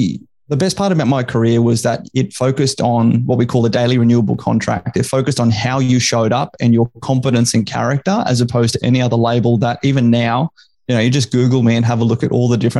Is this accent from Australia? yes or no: yes; Brisbane, Queensland, Australia; also born or lived in Canberra / Townsville; I grew up here in Brizzy, went to school here